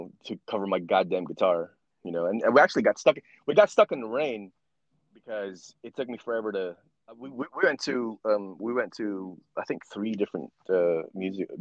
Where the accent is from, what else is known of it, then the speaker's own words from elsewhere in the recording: Philippines; I'm Filipino